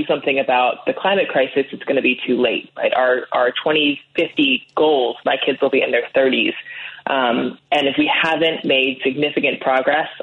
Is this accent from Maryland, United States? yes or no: yes; Annapolis, Maryland, United States; I grew up in Annapolis, Maryland